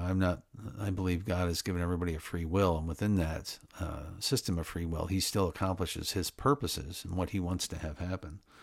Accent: Midwest, United States; I grew up in the Middle West, like I said, of the United States

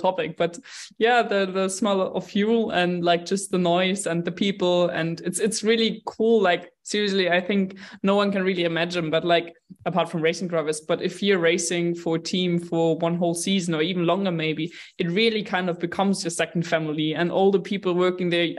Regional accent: Munich, Bavaria, Germany; I grew up in Munich. I was born here. I grew up here

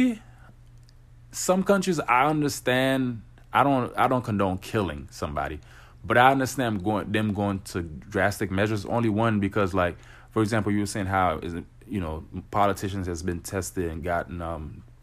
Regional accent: Haiti; now in Florida, United States

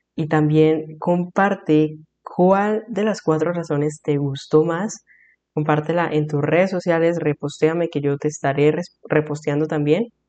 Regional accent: Colombia; soy de Colombia

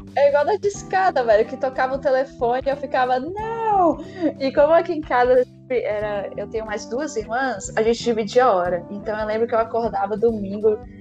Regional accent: Brasília, Federal District, Brazil; sou daqui de Brasília, do Cerradão

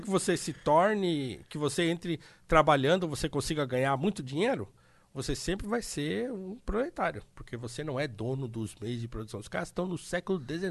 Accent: Brazil; enquanto brasileiros

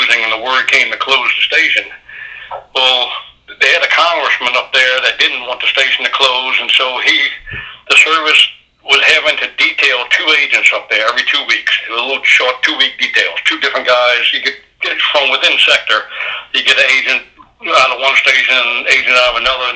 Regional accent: Louisiana, United States; also born or lived in New Orleans, Louisiana / Presidio, Texas; I'm from Louisiana

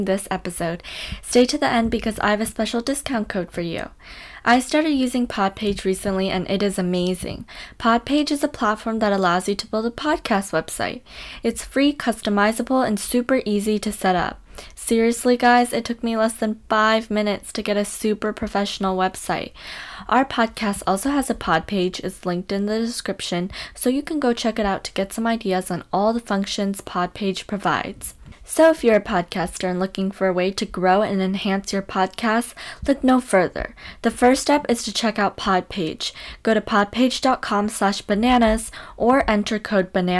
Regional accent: California, United States; I live in California, I was born there.

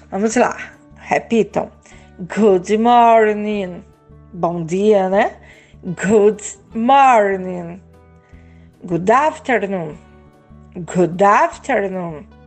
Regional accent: Brazil; also born or lived in São Miguel dos Campos, Alagoas; Eu sou do Brasil.

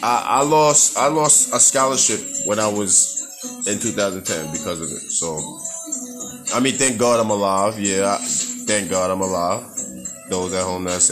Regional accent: New York, United States; growing up in New York

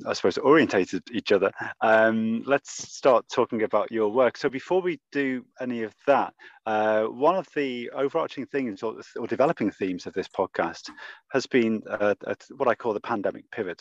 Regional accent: Liverpool, North West England, United Kingdom; I'm from Liverpool

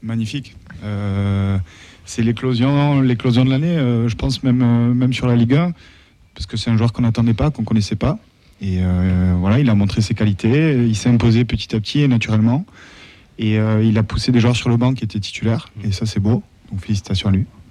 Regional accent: Toulouse, Occitania, France; quand on est Toulousain

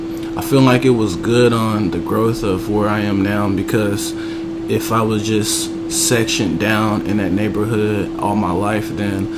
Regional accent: Indianapolis, Indiana, United States; moved away as an adult; now in Portland, United States; I was born in Indianapolis, Indiana. Shout out to Naptown.

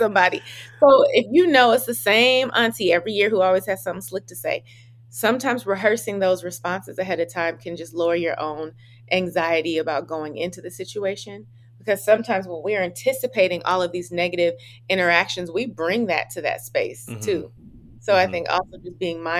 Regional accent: Oakland, California, United States; I'm from California too

